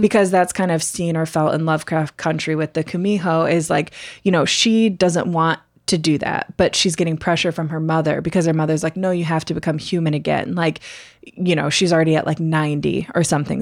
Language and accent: English; United States